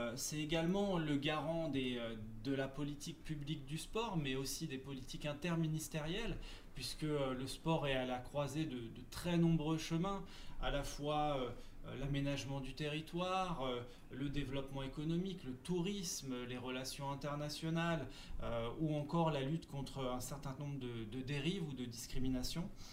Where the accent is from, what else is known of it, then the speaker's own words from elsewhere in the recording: Seine-Saint-Denis, Île-de-France, France; je suis originaire de Seine-Saint-Denis